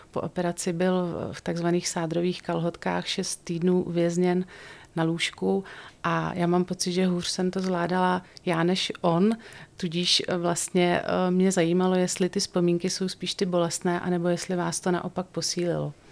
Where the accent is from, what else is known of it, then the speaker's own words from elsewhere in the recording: Roudnice nad Labem, Ústí nad Labem Region, Czechia; Já jsem nikdy z Roudnice neodešla.